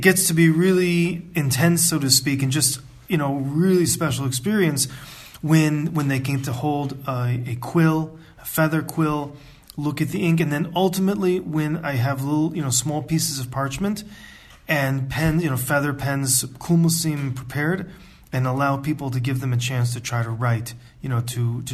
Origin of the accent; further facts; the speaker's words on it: United States; also born or lived in Ann Arbor, Michigan; I'm from the United States and I grew up in a conservative